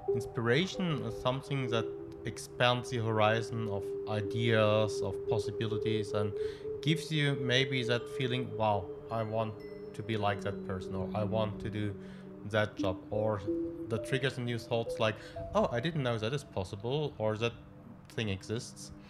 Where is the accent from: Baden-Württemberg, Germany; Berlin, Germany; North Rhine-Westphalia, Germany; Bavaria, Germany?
Baden-Württemberg, Germany; Stuttgart; moved away as an adult; also born or lived in Cairo, Egypt; now in Petaling Jaya, Malaysia; I grew up in Stuttgart, okay. a city in the south of uh, Germany